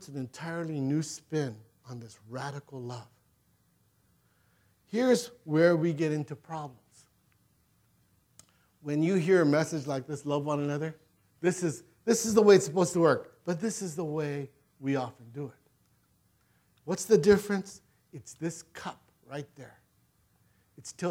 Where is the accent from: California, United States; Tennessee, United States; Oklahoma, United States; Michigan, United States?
California, United States; Gardena; I grew up in Gardena, not too far away